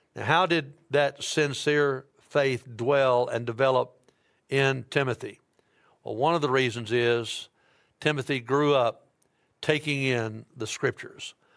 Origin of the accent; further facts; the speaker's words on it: Dyersburg, Tennessee, United States; now in Memphis, United States; I'm from Dyersburg